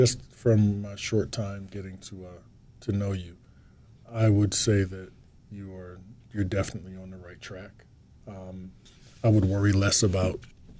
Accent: Atlantic City, New Jersey, United States; moved away; also born or lived in Spain; I'm from Atlantic City, New Jersey, which was predominantly black, but our high school was pretty diverse

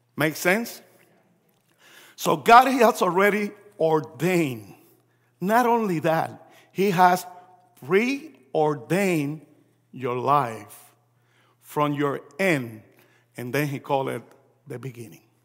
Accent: Puerto Rico; also born or lived in New York, United States; I was born in New York. My parents are Puerto Rican. We moved back to Puerto Rico when I was three, four years old.

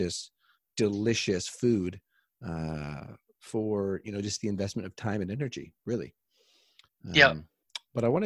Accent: Canada; I'm from Canada

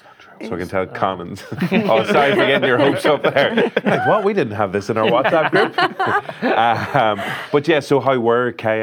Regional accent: Derry, Northern Ireland, United Kingdom; We're both from Derry.

